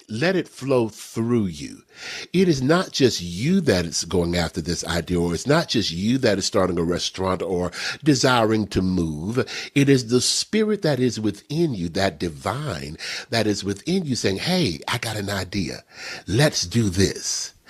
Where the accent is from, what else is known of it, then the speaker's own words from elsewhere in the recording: Texas, United States; I grew up in Texas.